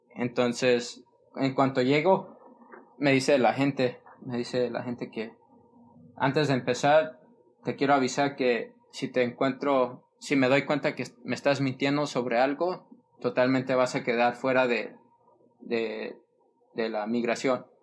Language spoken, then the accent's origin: Spanish; Fresno, California, United States; also born or lived in San Diego; Fresno, California, y donde, de donde soy yo, donde está toda mi familia